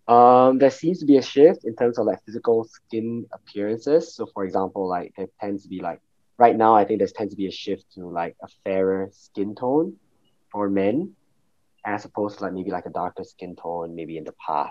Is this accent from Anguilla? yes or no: no; Singapore; moved away as an adult; also born or lived in Davis, California, United States; I am a Chinese Singaporean and I am currently 24 years old. I've spent much of my life in Singapore and actually went over to the US, UC Davis, for college. So that would be about 3 years.